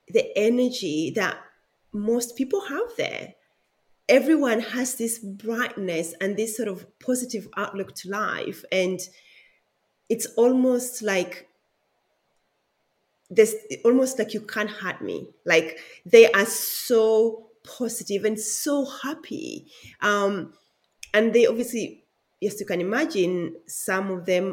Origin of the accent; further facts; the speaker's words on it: Siaya, Siaya County, Kenya; now in Melbourne, Australia; I was born in Kenya in a small town called Siaya